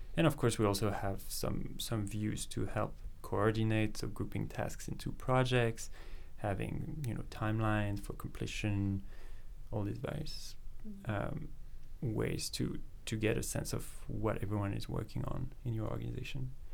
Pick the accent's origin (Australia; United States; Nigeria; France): France; moved away as an adult; now in Vancouver, Canada; I grew up in France. Um, I spent um, you know the first part of my life there around Paris, moved a little bit around